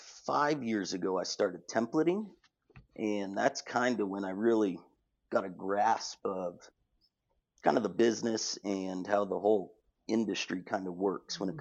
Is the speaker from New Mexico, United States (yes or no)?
yes; Albuquerque, New Mexico, United States; I'm born and raised in Albuquerque